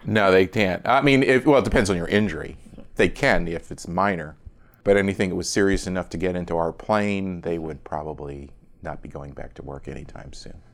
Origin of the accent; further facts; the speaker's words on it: Philadelphia, Pennsylvania, United States; accent: Philadelphia; also born or lived in Delaware; I was born in Philadelphia suburb